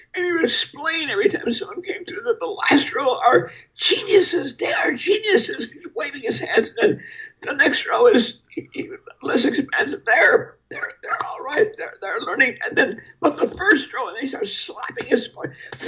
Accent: Milwaukee, Wisconsin, United States; born or raised there

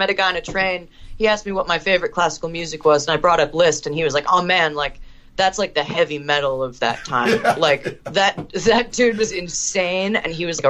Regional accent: Canada; I'm half Canadian, and I found one in my hometown in Canada who would work with me

